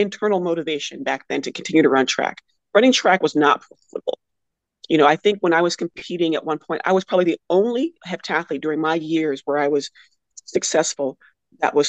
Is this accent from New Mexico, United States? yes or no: yes; Albuquerque, New Mexico, United States; moved away as an adult; I'm from Albuquerque, New Mexico